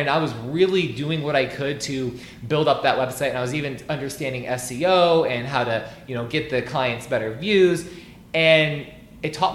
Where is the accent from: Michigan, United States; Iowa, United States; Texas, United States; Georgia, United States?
Iowa, United States; Burlington; also born or lived in Dubuque, Iowa; now in Des Moines, United States; I'm originally from Burlington, Iowa, southeast Iowa, a smaller area, about 35,000 people or less. And I was originally born in Dubuque, Iowa.